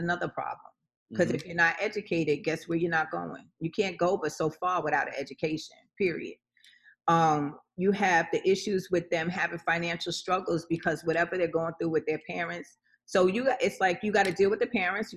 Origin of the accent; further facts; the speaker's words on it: New York City, New York, United States; I was from Farmers.